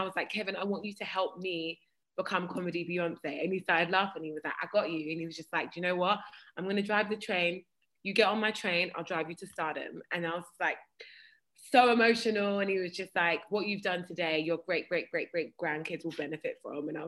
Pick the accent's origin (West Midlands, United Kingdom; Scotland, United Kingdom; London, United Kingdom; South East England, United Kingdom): London, United Kingdom; Croydon; I'm from Croydon. I'm from Fortinneath, Croydon.